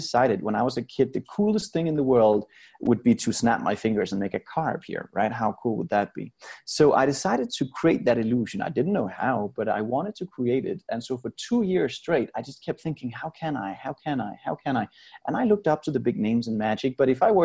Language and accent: English; Denmark; moved away as an adult; now in Las Vegas, United States; I grew up in Denmark in Europe and had a very happy childhood.